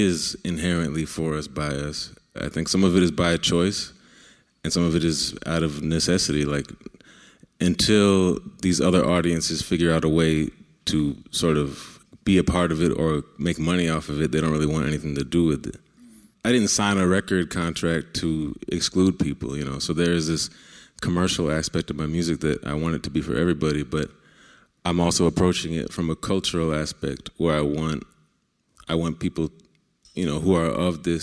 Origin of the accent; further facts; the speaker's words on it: Milwaukee, Wisconsin, United States; I'm from Milwaukee. It's the most, one of the most segregated cities in America